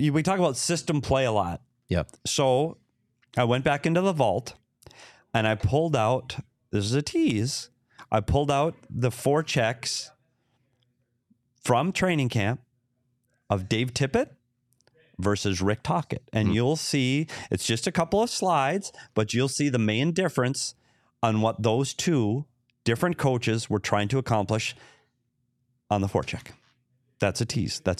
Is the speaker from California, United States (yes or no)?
no; Minnesota, United States; Well, we didn't bring any water. We're here from Minnesota.